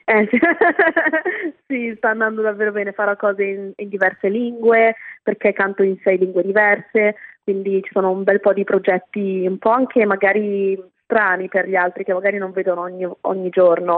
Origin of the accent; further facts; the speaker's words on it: Italy; moved away as an adult; now in London, United Kingdom; sono nata in Italia, ho vissuto lì per 18 anni e poi mi sono trasferita a Londra